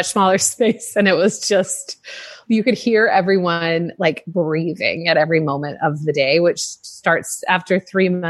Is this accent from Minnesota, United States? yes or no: no; Indiana, United States; now in California, United States; I grew up in Indiana